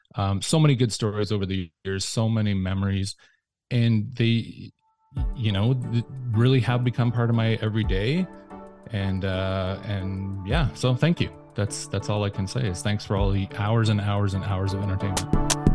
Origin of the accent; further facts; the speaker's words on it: Windsor, Ontario, Canada; moved away as an adult; also born or lived in Toronto; I moved back to my hometown of Windsor.